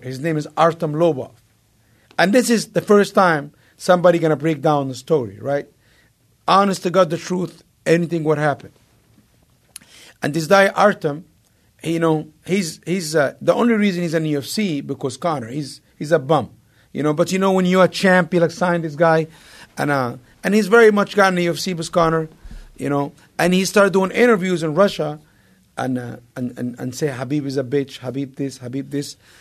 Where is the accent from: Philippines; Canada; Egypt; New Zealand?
Egypt; moved away; I idolized Mike growing up in Egypt